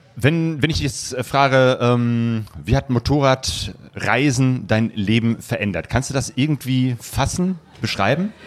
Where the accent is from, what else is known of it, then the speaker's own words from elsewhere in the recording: Essen, North Rhine-Westphalia, Germany; ich komme ja aus Essen, dem Ruhrgebiet